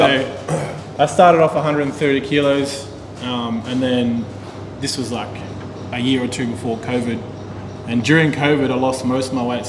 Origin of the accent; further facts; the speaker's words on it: Sydney, New South Wales, Australia; also born or lived in Canterbury; I'm from Sydney. I was born in Canterbury, but I'm from Sydney.